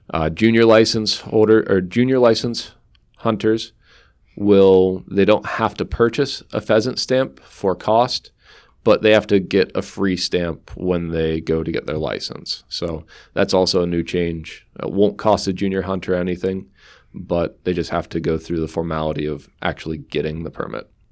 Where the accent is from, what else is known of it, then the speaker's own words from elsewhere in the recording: Sunbury, Pennsylvania, United States; moved away as an adult; also born or lived in Susquehanna County, Pennsylvania; I grew up in Sunbury, Pennsylvania, not too far away from Susquehanna County